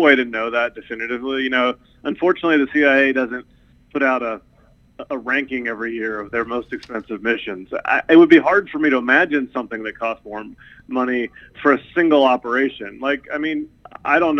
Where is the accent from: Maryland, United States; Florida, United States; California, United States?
Maryland, United States; also born or lived in West Virginia; now in New York, United States; I'm originally from, born in Maryland, raised between Maryland and West Virginia, but I've been living in New York for over 20 years now